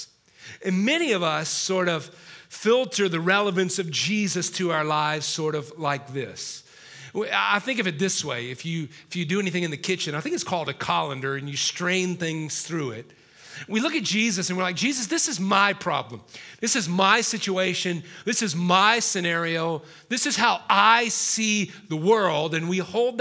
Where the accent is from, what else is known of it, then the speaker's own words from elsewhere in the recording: South Carolina, United States; Miss South Carolina from my home state